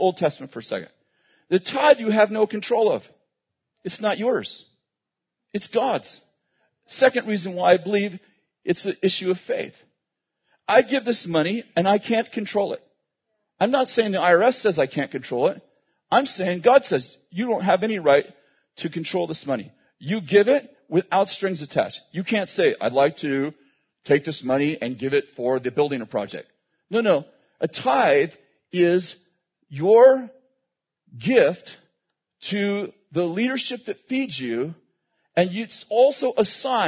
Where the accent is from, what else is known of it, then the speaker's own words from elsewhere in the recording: Weaverville, United States; we grew up in Weaverville and we had obviously cars and stuff, but there's only 3,000 people